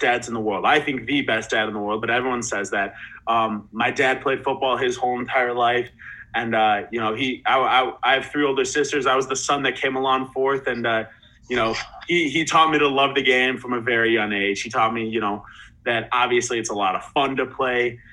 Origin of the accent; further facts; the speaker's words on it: around Northwestern, Illinois, United States; I grew up around Northwestern, around Northwestern football, doing their camps from a young age.